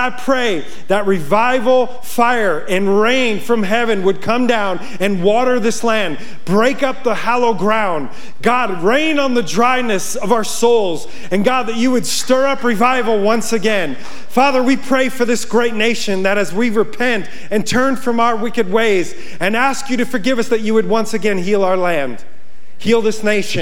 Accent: Yonkers, New York, United States; moved away as an adult; now in Montana, United States; I grew up in Yonkers, New York.

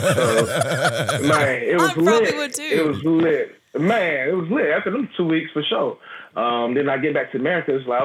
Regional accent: Atlanta, Georgia, United States; one of my friends I grew up with here in Georgia

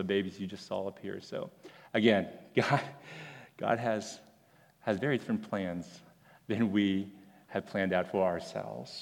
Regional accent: Houston, Texas, United States; I grew up at that church

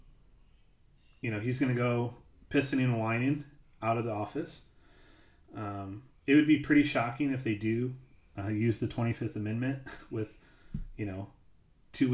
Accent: United States; as an American

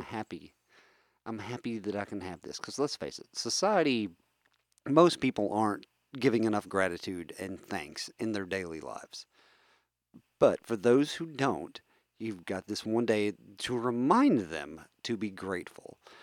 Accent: West Virginia, United States; I come from a family that uh, let's face it, we come from West Virginia. We're a bunch of hillbillies

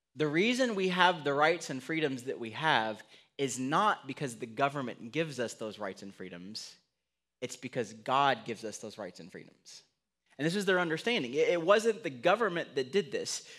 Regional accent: United States; I'm an American

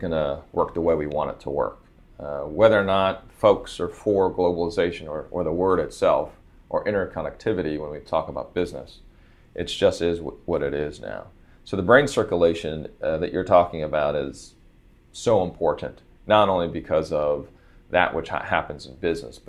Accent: San Francisco, California, United States; born or raised there; also born or lived in Singapore

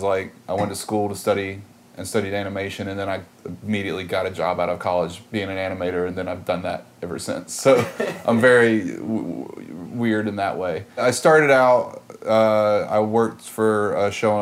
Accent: Georgia, United States; now in New York, United States; I'm from Georgia. I grew up about 4 hours south of Atlanta

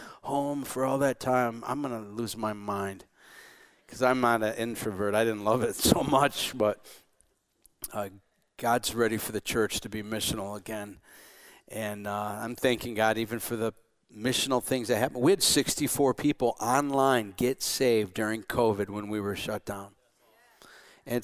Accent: Morenci, Michigan, United States; I grew up in Morenci, Michigan, another border town

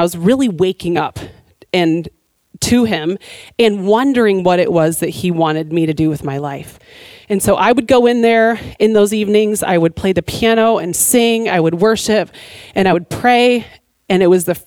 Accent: Michigan, United States; moved away; I grew up in Michigan

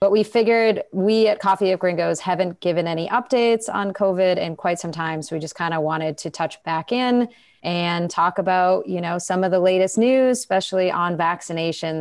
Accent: Massachusetts, United States; In, in my home state of Massachusetts, where I am right now

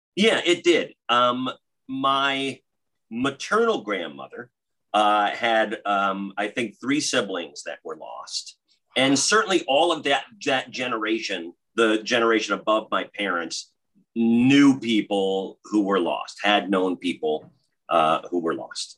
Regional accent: New York metro area, United States; growing up in the New York metro area

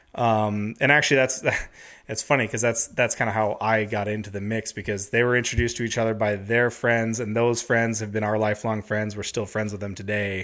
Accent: Alaska, United States; I grew up in Alaska

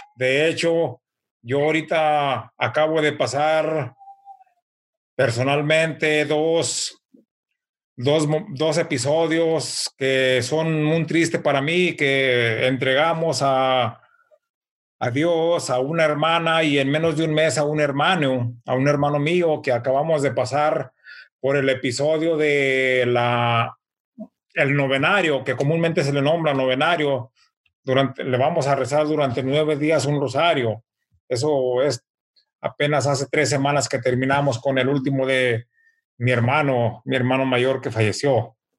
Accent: Mexico; now in United States; nosotros en México

